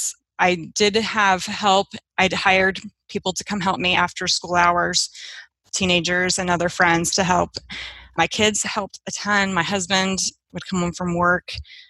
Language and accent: English; Seattle, Washington, United States; I am from Seattle, Washington